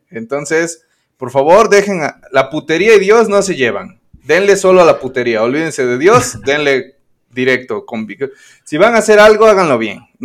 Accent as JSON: {"language": "Spanish", "region": "Puebla", "country": "Mexico", "said": "el poblano panista de ultraderecha que soy"}